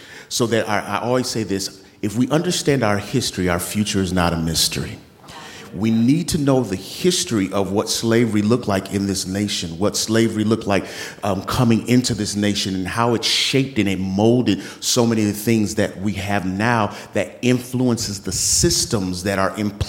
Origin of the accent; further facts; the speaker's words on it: St. Paul, Minnesota, United States; I was born in St. Paul, Minnesota